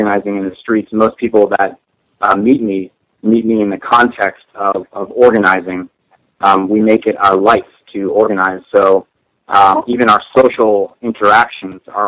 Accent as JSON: {"language": "English", "town": "Miami", "region": "Florida", "country": "United States", "tie": "born or raised there", "said": "I grew up in Miami"}